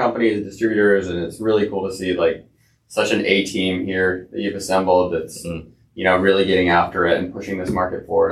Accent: Salt Lake City, Utah, United States; I'm from Utah.

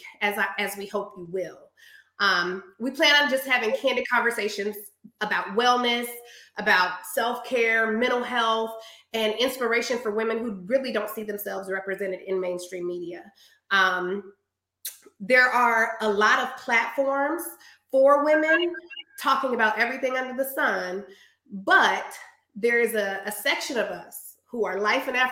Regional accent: Des Moines, Iowa, United States; now in Dallas, United States; Born and raised in Des Moines, Iowa, currently residing in Dallas, Texas.

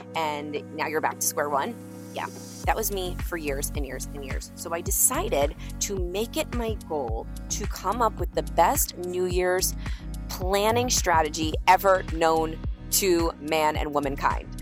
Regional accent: New York, United States; I'm a New Yorker

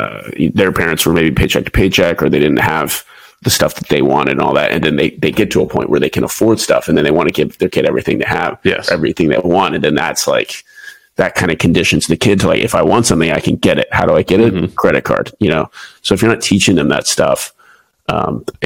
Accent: Houston, Texas, United States; moved away as an adult; also born or lived in Pensacola, Florida / Japan; now in San Diego, United States; I'm originally from Houston, Texas.

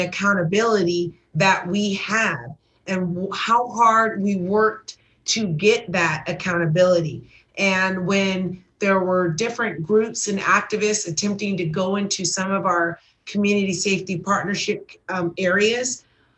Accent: Los Angeles, California, United States; I was working in Southeast Division in Watts, the community that I grew up in and have a huge heart for, and born and raised in South Los Angeles

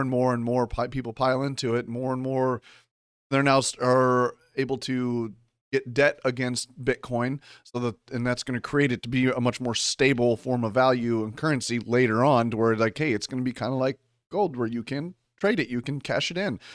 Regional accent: Kansas City, Missouri, United States; I was born in Kansas City, Missouri

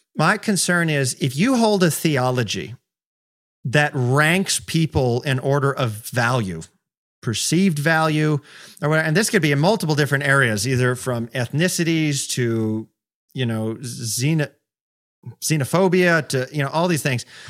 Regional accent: United States; especially as American

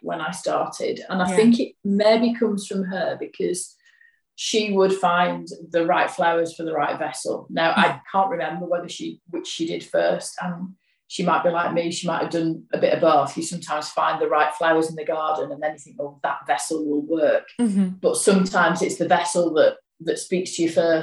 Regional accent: Yorkshire and the Humber, United Kingdom; I'm from Yorkshire

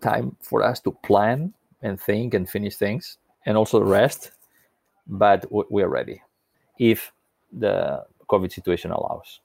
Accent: Spain; When I was a little boy growing up on the Mediterranean coast of Spain

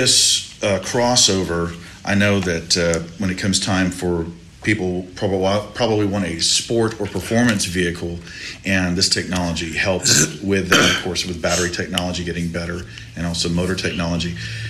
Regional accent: Mission, Texas, United States; born or raised there

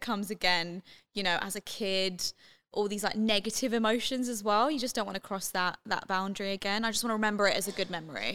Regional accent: London, United Kingdom; moved away; I'm from London, uh, born and raised

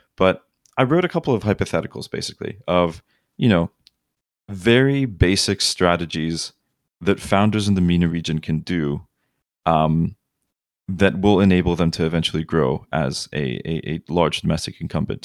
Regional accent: Kuwait; now in Los Angeles, United States; growing up in Kuwait

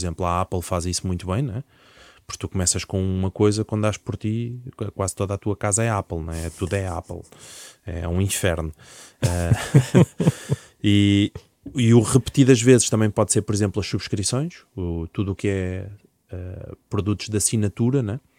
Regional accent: Alentejo, Portugal; now in Lisbon, Portugal; eu venho do Alentejo

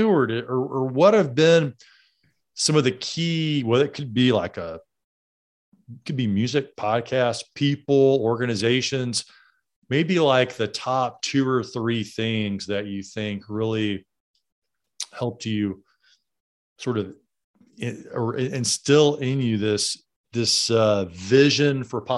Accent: Alabama, United States; I grew up in Alabama, so mine come out plenty too.

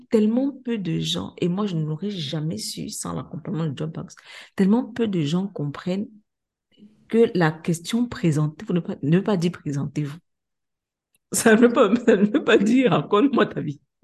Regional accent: Cameroon; now in Senegal; je suis une Camerounaise, je suis arrivée au Sénégal

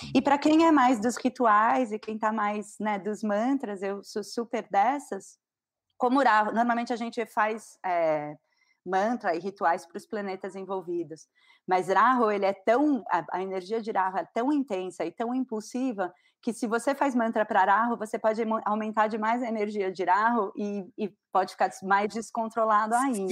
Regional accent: São Paulo, Brazil; now in Florianópolis, Brazil; eu sou paulista, mas eu moro em Floripa.

